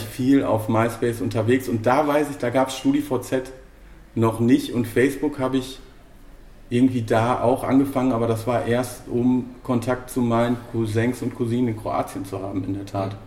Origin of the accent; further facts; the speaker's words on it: Bochum, North Rhine-Westphalia, Germany; beide Urgesteine Bochumer